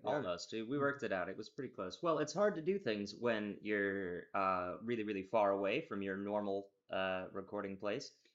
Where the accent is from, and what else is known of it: United States; now in Glasgow, United Kingdom